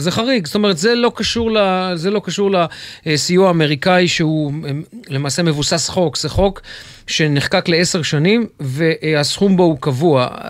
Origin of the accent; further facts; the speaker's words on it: Jerusalem, Jerusalem District, Israel; אני גדלתי ילד בירושלים